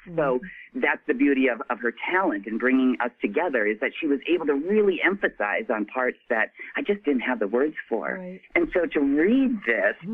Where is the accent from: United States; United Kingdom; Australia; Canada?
United States; Midwest; I was born and raised in the Midwest